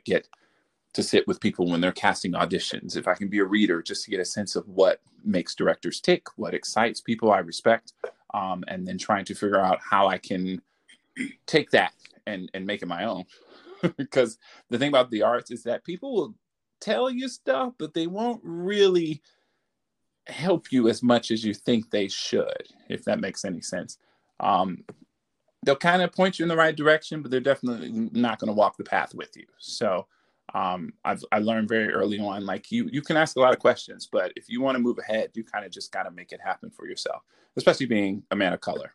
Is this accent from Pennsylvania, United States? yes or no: no; Detroit, Michigan, United States; moved away as an adult; also born or lived in Baltimore, Maryland / Washington, D.C.; I'm from uh, Detroit, Michigan